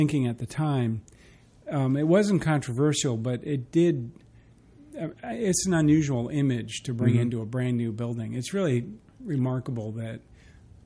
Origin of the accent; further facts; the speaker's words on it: New Jersey, United States; moved away as an adult; also born or lived in Kentucky; now in Richmond, United States; I grew up in New Jersey, outside of New York